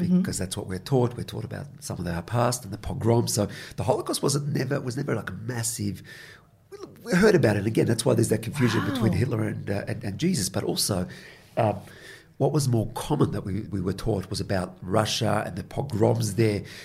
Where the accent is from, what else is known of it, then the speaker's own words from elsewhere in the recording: Melbourne, Victoria, Australia; also born or lived in Israel / Sydney; we moved in from Israel to Sydney briefly for a year and a half, and then we went to Melbourne